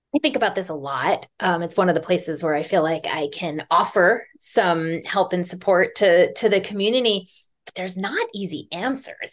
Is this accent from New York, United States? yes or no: yes; New York City, New York, United States; moved away as an adult; also born or lived in Humboldt County, California; I grew up in New York City.